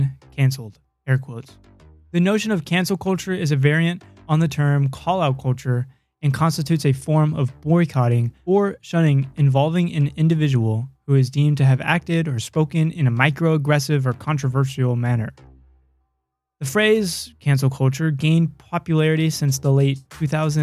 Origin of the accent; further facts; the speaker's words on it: Idaho, United States; born in the United States of America within the state of Idaho